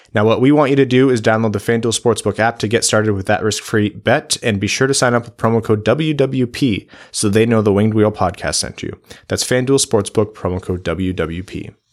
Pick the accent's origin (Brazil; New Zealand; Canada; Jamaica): Canada; Windsor, Ontario; I'm from Windsor